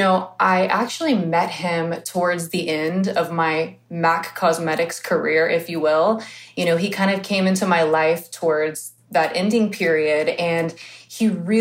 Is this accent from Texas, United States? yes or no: yes; Houston, Texas, United States; there was no makeup schools where I grew up in Houston, Texas